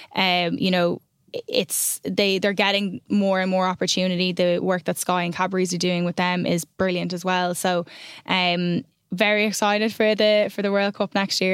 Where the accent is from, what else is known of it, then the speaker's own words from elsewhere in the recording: Ireland; I'm an Irish person